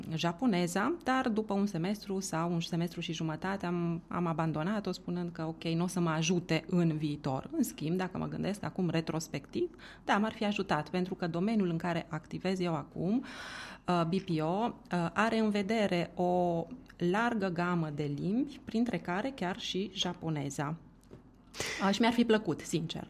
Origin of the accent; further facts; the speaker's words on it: Romania; moved away as an adult; also born or lived in Italy; eu eram o persoană din România, din estul Europei